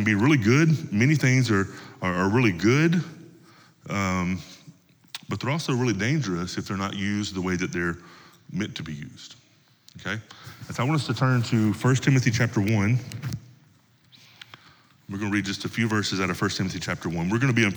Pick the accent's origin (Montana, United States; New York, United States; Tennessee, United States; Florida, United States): Tennessee, United States; Where I come from, where I grew up in Tennessee, most of the men that I grew up around carried pocket knives with them all the time.